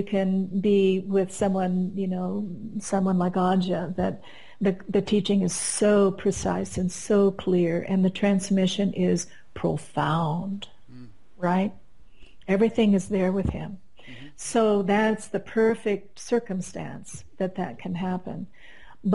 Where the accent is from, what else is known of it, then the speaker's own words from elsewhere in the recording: Midwest, United States; moved away as an adult; also born or lived in Kansas; now in Colorado, United States; I came from the Midwest, and my husband and I were still living there